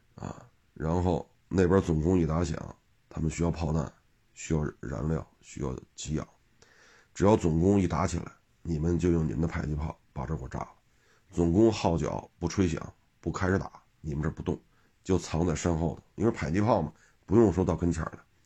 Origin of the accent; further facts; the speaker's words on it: China; 我们中国人